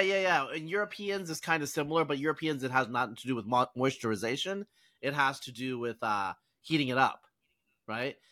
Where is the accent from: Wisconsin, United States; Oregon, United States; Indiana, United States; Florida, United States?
Oregon, United States; I grew up in Oregon